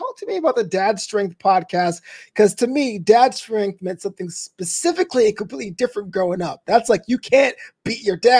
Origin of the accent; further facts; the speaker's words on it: Los Angeles, California, United States; I'm from Los Angeles for those of them.